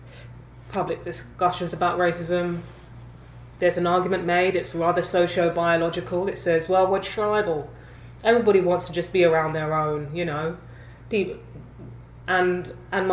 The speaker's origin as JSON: {"language": "English", "region": "London", "country": "United Kingdom", "tie": "born or raised there", "said": "I grew up in London, hugely multicultural"}